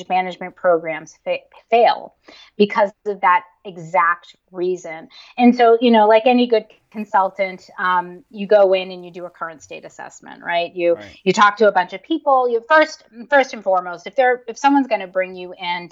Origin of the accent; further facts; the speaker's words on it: Northeast, United States; I grew up in the Northeast in a pretty conservative family.